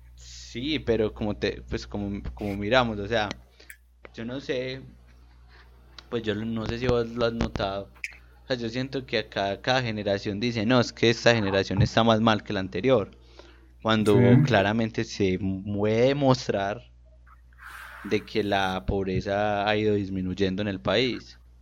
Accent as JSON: {"language": "Spanish", "country": "Colombia", "said": "nosotros como colombianos promedios"}